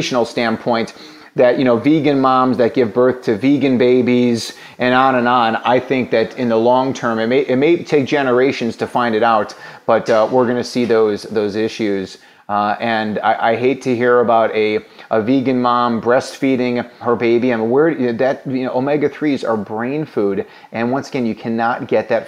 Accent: Illinois, United States; my home state of Illinois

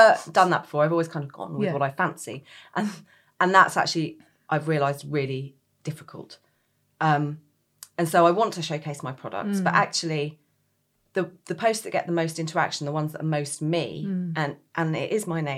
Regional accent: Bromley, London, United Kingdom; moved away as an adult; also born or lived in Reading / Greenwich; I grew up in Bromley

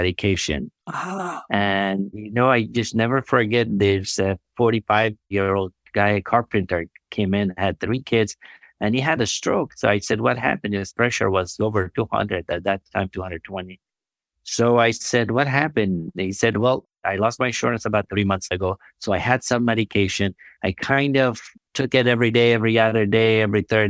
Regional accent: Afghanistan; now in United States; I'm from Afghanistan. I was born in a place where healthcare system was non-existent

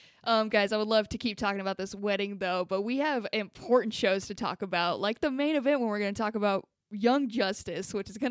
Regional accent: Inland Empire, California, United States; I am from the Inland Empire.

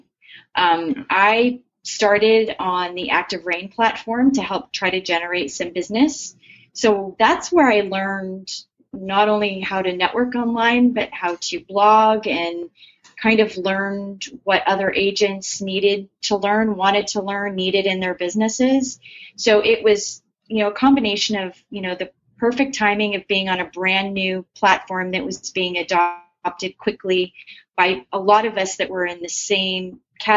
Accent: Scottsdale, Arizona, United States; moved away; I was actually raised in Scottsdale

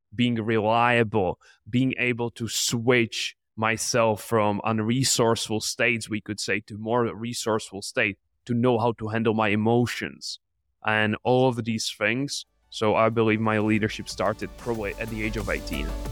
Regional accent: Czechia; I'm from the Czech Republic

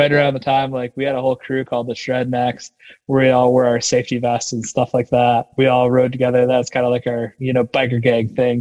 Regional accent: Wisconsin, United States; moved away; also born or lived in Maine / Nevada / Denver / Utah; Wisconsin. I grew up in Wisconsin

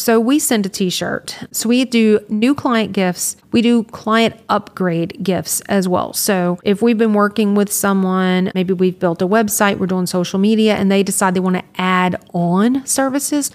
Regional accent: Louisiana, United States; i was from louisiana

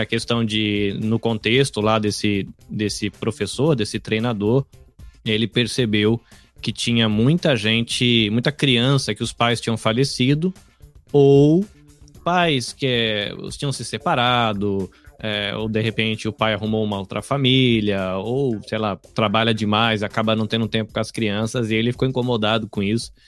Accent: Brazil; now in Hamamatsu, Japan; eu, como um bom brasileiro, trabalho aqui

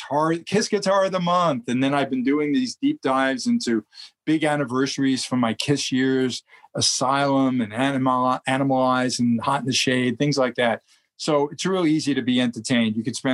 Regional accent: Brooklyn, New York, United States; And I'm, of course, born and bred in New York. So you should hear my voice when I get there. I go total New York.

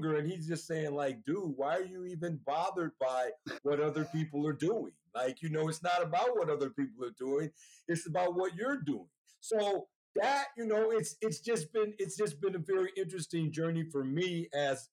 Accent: Oakland, California, United States; now in Sacramento, United States; I grew up in Oakland, California.

